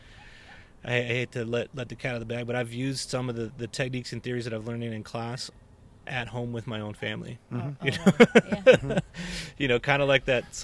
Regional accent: Dallas-Fort Worth Metroplex, Texas, United States; growing up in Texas, is that you living in a, Dallas-Fort Worth Metroplex

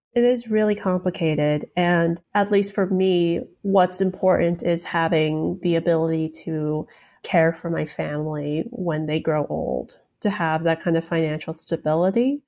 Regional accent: Salt Lake City, Utah, United States; moved away as an adult; also born or lived in Chicago / China / Minnesota; now in Maryland, United States; I was born in Chicago, lived in China for half a year, then lived in Minnesota for another year, and then, uh, made that drive, uh, down to Salt Lake City, where I was until I left for college

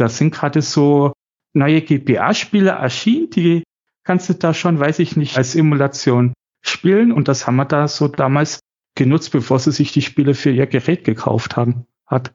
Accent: Chemnitz, Saxony, Germany; ich bin in Chemnitz aufgewachsen

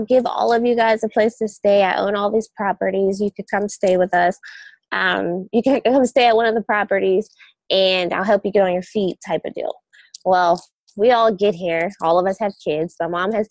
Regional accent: Pittsburgh, Pennsylvania, United States; moved away; also born or lived in Ohio; I grew up in Pittsburgh

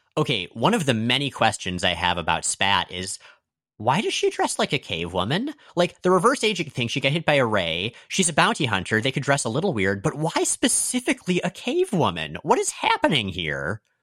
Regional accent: United States; I'm American

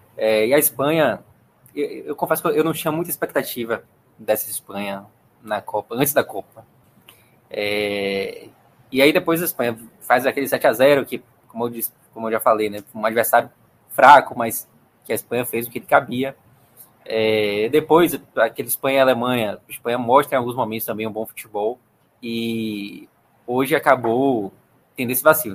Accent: Brazil; como brasileiro

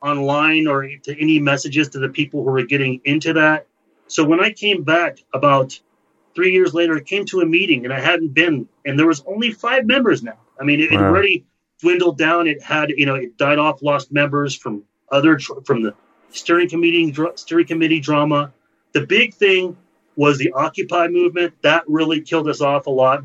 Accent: Central California, United States; moved away; also born or lived in Los Angeles / Orange County; I went to my hometown area in Central California

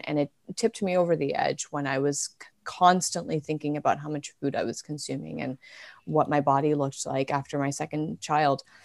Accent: Canada; I have been born and raised in Canada.

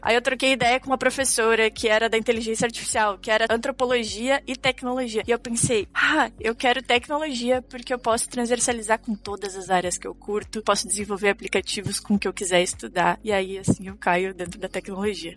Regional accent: Cachoeira do Sul, Rio Grande do Sul, Brazil; Eu sou do interior do Rio Grande do Sul, lá bem do interior mesmo, Cachoeira do Sul

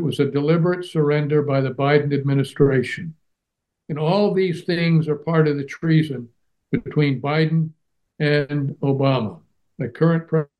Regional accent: Germany; Now, I grew up in Germany after World War II.

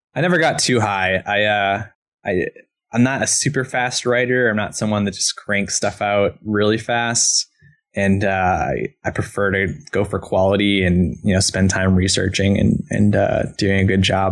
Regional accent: East Coast, United States; moved away as an adult; now in Portland, United States; I'm from the East Coast originally

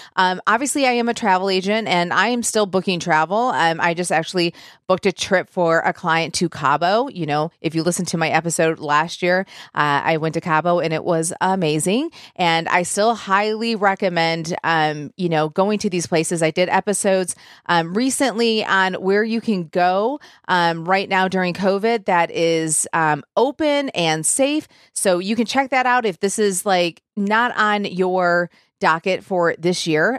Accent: Michigan, United States; now in Nashville, United States; I am from Michigan

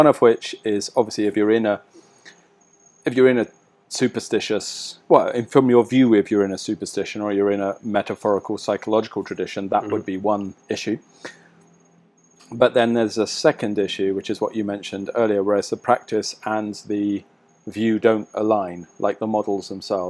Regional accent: England, United Kingdom; I'm English.

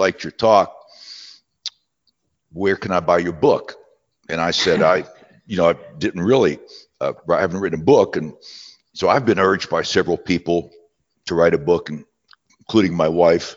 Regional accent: southwestern Pennsylvania, United States; moved away as an adult; also born or lived in West Virginia; now in Knoxville, United States; I was born in West Virginia, raised in southwestern Pennsylvania.

